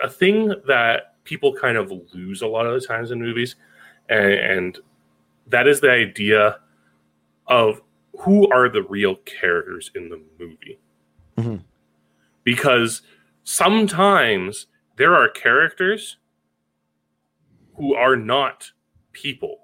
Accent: Canada; As a Canadian

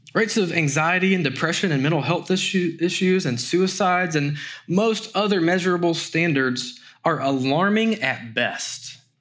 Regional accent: Greenville, South Carolina, United States; June twenty-fourth in the year of our Lord, nineteen eighty-five, I was born in Greenville, South Carolina

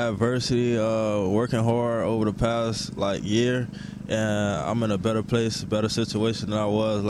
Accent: Florida, United States; moved away as an adult; now in Iowa, United States; I'm from Florida and the Midwest.

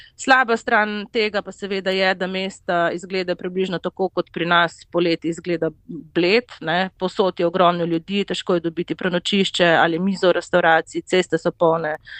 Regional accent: Slovenia; sem pač iz Slovenije

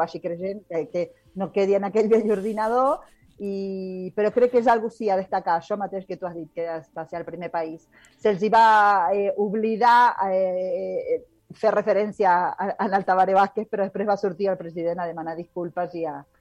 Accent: Rosario, Santa Fe, Argentina; moved away; jo sóc nascuda a Rosario i a Rosario, Argentina

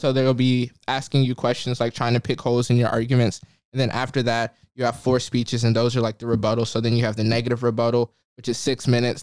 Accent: Jackson, Mississippi, United States; moved away as an adult; now in Cambridge, United States; I'm from Mississippi

